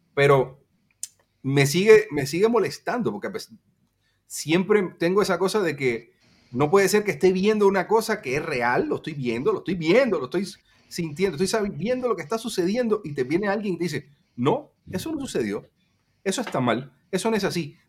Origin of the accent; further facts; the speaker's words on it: Cuba; nosotros los cubanos